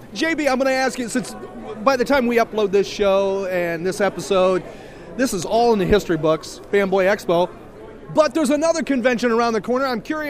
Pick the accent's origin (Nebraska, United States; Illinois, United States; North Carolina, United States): Illinois, United States; Chicago; moved away; I'm from the Chicagoland area.